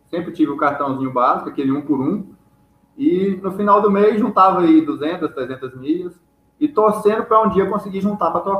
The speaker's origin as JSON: {"language": "Portuguese", "town": "Palmas", "region": "Tocantins", "country": "Brazil", "said": "eu sou de Palmas, Tocantins."}